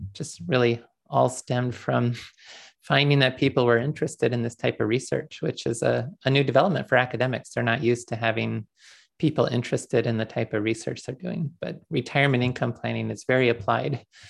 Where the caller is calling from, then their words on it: Dallas, Texas, United States; I'm calling in from Dallas today. I moved here shortly before the pandemic began, mainly for business travel reasons